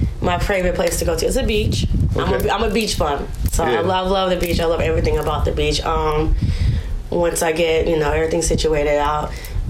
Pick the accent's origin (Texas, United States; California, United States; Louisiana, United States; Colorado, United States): California, United States; Vallejo; Vallejo, California